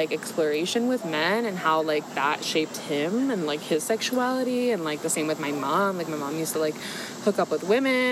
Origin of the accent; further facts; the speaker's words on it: Miami, Florida, United States; growing up in Miami